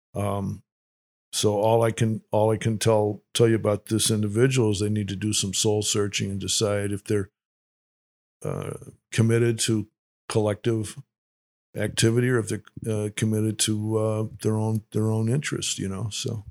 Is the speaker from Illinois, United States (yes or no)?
yes; Winnetka, Illinois, United States; I grew up in Winnetka, Illinois